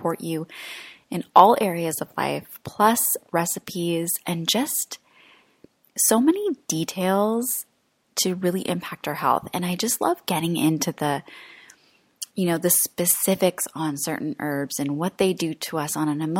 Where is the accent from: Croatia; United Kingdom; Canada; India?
Croatia; moved away; I'm in my home country right now of Croatia